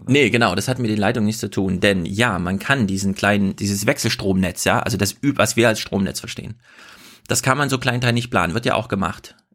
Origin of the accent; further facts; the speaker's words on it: Thuringia, Germany; in Thüringen, in meiner Heimat